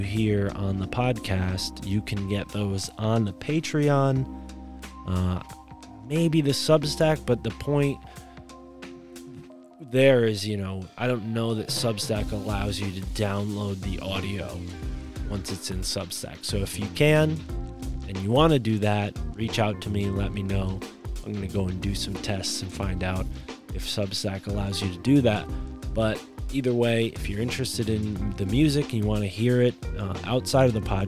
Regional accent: Connecticut, United States

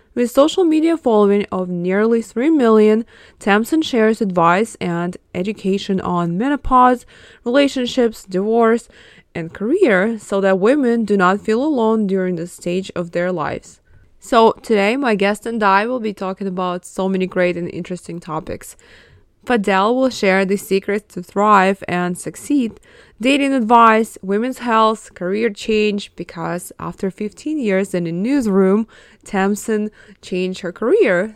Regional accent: Ukraine; moved away; I was born in Ukraine, and everyone got married early there.

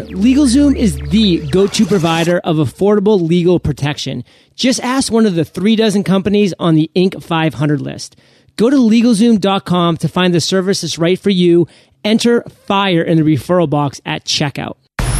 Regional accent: Maine, United States; how I say the word hot, because I am from Maine, so it sounds more like an H-U-T. I mean, Maine is basically part of Canada.

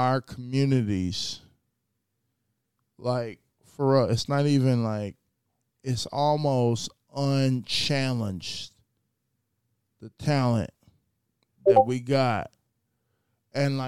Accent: United States; I was born in America.

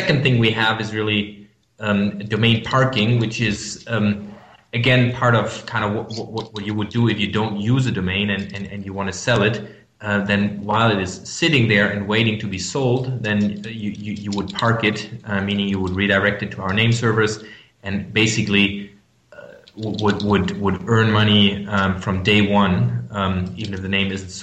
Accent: Germany; accent: German; English is a second language; I'm from Germany. You might hear that from my accent

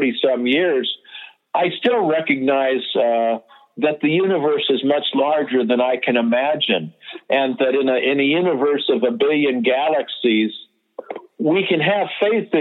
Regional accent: the Bay Area, California, United States; I grew up in the Bay Area during the Summer of Love

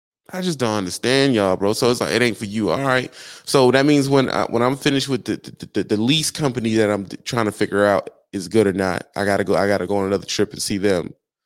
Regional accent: Southern United States, United States; Yeah, most of y'all, I come from the South.

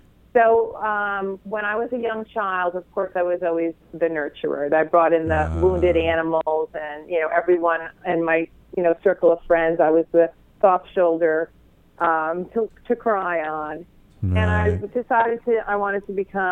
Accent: Long Island, New York, United States; moved away; I was raised on Long Island, right out of New York City, so it is my home

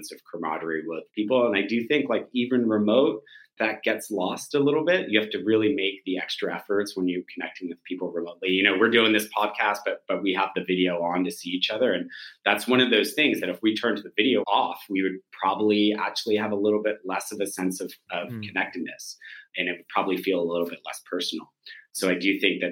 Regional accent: Silicon Valley, California, United States; I grew up in Silicon Valley all of my life

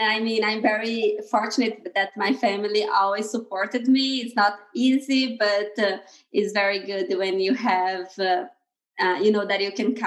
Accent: Brazil; moved away as an adult; now in Bay Area, United States; I'm originally from Brazil. I come from a very small town in Brazil, in the countryside of Brazil.

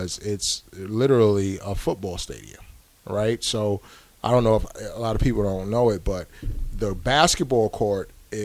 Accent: New York, United States; also born or lived in California; now in Nebraska, United States; I'm from New York originally.

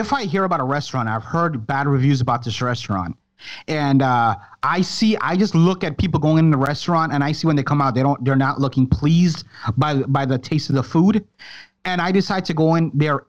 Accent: Florida, United States; I'm vacationing from Florida.

